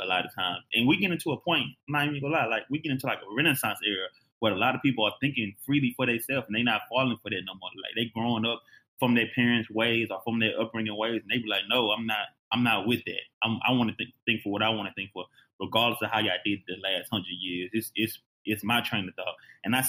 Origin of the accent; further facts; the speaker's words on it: Houston, Texas, United States; moved away; also born or lived in Phoenix / Shreveport, Louisiana; I grew up in Houston